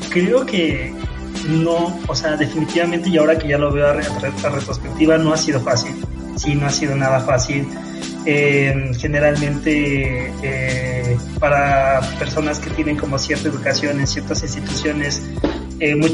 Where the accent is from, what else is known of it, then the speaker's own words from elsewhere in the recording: Mexico City, Mexico; yo nací aquí en, Ciudad de México y bueno, criado en, Ciudad de México, en el Estado de México, que básicamente es la Ciudad de México, ¿no? Chilango